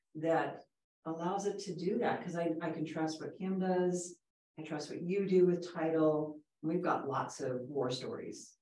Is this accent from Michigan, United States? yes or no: no; Southern California, United States; I grew up in Southern California, and my father was a real estate broker in Southern California for years